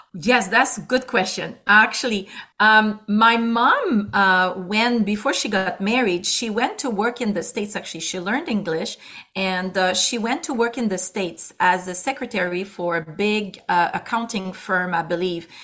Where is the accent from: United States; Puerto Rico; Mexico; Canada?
Canada; Quebec City, Quebec; accent: Quebec; moved away as an adult; now in Ontario, Canada; the accent is not because I come from Canada, it's because I come from Quebec and particularly from the uh, uh, the city of Quebec City